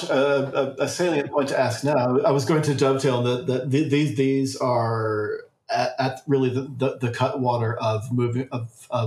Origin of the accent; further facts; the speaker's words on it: Australia; And, uh, you know, for woeful ignorance, which my home country is very renowned for.